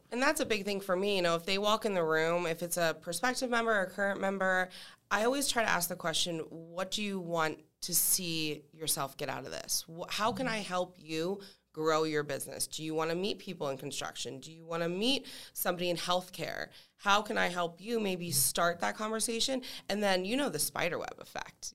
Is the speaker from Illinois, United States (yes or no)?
no; Allentown, Pennsylvania, United States; moved away as an adult; now in Tampa, United States; I am from Allentown, Pennsylvania